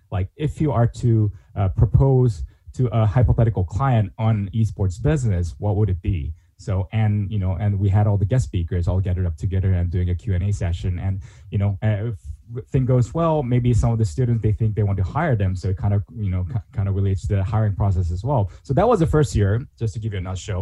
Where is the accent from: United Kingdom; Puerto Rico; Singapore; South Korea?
South Korea; moved away as an adult; also born or lived in Pittsburgh / Europe; now in Japan; I'm originally from Korea